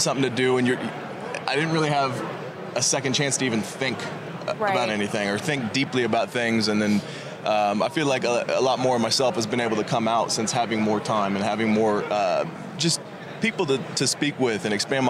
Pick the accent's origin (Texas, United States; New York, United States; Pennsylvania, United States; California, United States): California, United States; Sacramento; born or raised there; also born or lived in San Diego